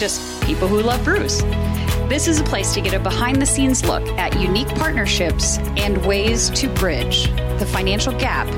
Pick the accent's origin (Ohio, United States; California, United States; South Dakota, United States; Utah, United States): South Dakota, United States; Sioux Falls; it's about my hometown here in Sioux Falls, South Dakota